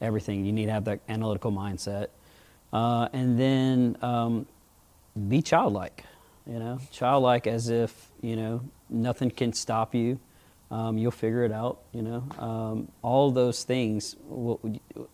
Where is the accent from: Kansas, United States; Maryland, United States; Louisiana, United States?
Louisiana, United States; Baton Rouge; I'm just a little guy from Baton Rouge